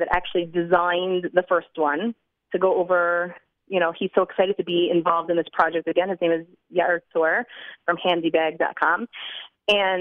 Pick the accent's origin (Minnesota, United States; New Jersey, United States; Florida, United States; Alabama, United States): New Jersey, United States; now in Jerusalem, Israel; I'm from New Jersey